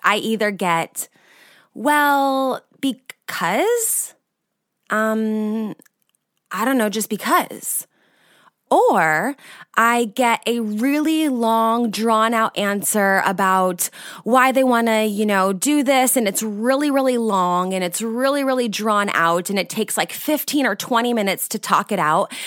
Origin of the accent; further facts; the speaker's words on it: California, United States; moved away as an adult; now in Austria; I'm from California originally, but I've lived in Austria now for the last six years.